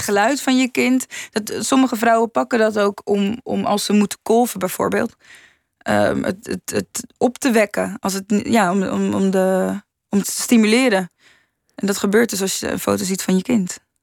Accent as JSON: {"language": "Dutch", "town": "Rotterdam", "region": "South Holland", "country": "Netherlands", "tie": "born or raised there", "said": "ik kom uit Rotterdam, dus de Maas en de Wereldhavendagen zijn eh, heel erg aanwezig geweest in mijn jeugd"}